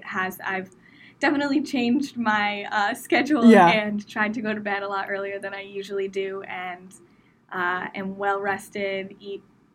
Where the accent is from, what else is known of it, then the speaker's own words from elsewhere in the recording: Ridgefield, Connecticut, United States; now in Davenport, United States; I grew up in Ridgefield, Connecticut, which is a pretty small town.